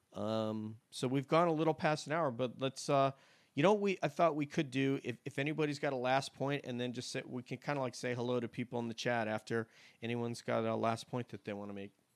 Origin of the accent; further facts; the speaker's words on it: New York, United States; growing up in the South or myself in New York